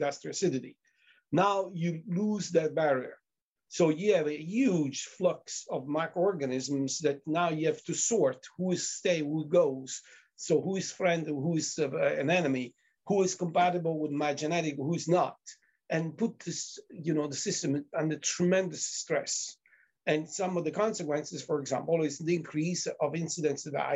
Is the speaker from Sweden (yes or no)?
no; Italy; moved away; I'm from Italy